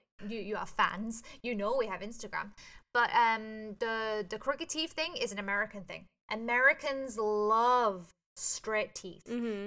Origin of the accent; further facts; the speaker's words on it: England, United Kingdom; moved away as an adult; now in Hong Kong; I'm from England